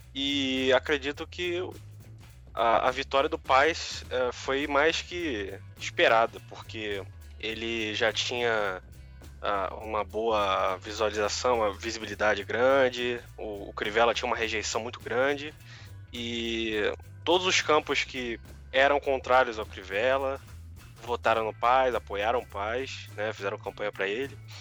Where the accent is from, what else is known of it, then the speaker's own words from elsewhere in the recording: Rio de Janeiro, Brazil; now in São Paulo, Brazil; moro em São Paulo, mas eu sou carioca